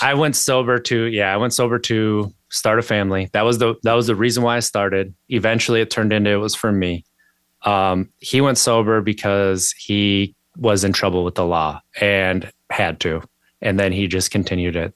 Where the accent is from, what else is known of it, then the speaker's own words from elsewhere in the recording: Wisconsin, United States; moved away as an adult; now in Virginia, United States; I grew up in Wisconsin